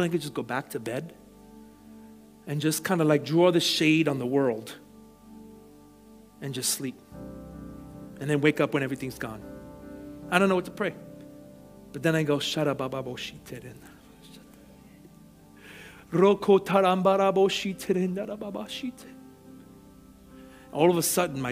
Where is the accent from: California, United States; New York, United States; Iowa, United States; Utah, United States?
New York, United States; New York City; growing up in Brooklyn